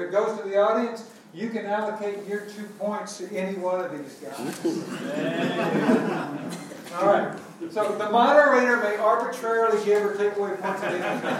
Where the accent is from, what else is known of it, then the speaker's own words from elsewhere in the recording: New York City, New York, United States; I'm from New York City. How many people have heard of New York City?